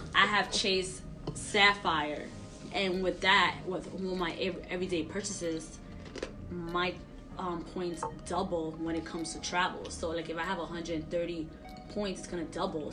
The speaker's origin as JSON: {"language": "English", "town": "New York City", "region": "New York", "country": "United States", "tie": "born or raised there", "said": "My parents always put me in, in programs growing up in Sunset Park, Brooklyn"}